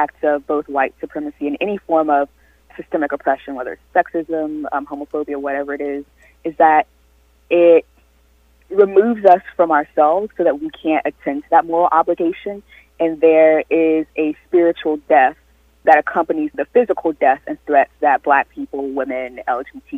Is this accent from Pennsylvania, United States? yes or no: no; South Carolina, United States; moved away; having grown up in South Carolina and having been raised in a Southern Baptist tradition